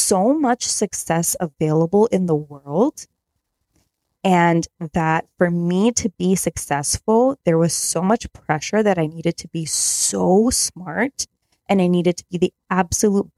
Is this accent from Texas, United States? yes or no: no; Chicago suburbs, Illinois, United States; I grew up in the Chicago suburbs